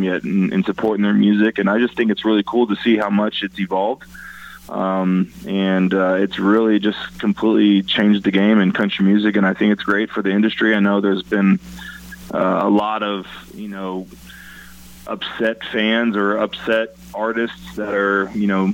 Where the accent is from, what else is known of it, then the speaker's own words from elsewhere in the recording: Tracy, California, United States; moved away as an adult; also born or lived in Indianapolis, Indiana; now in Nashville, United States; I grew up in a, you know, small agricultural community in Tracy, California